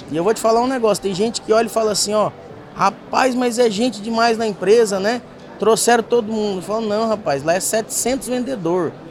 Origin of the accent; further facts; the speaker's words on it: São Paulo, Brazil; also born or lived in Presidente Prudente; Eu fui criado Só, aqui em São Paulo.